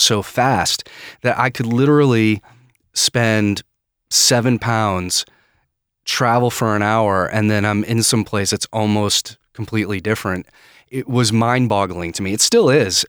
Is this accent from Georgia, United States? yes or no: no; Maine, United States; moved away as an adult; also born or lived in Edinburgh, United Kingdom; I'm from, uh, Maine